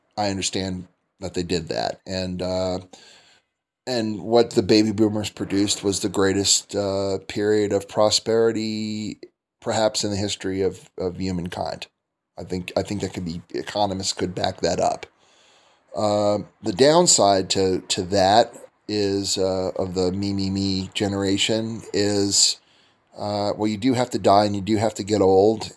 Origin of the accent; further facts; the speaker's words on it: United States; moved away as an adult; now in Turkey; I'm an American